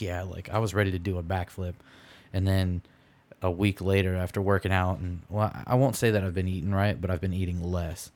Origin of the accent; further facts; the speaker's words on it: Michigan, United States; I'm from Michigan